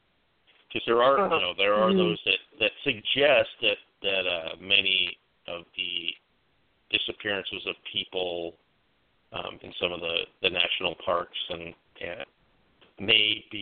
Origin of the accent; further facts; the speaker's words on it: Oregon, United States; I'm from Oregon